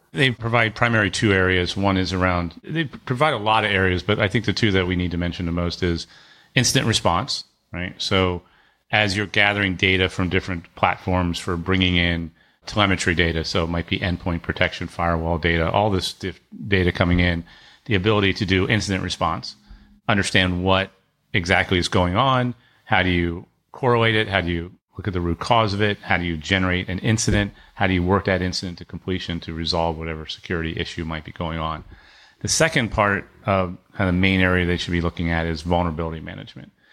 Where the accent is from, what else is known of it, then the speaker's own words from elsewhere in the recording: Annapolis, Maryland, United States; I grew up near Annapolis, and my dad had a business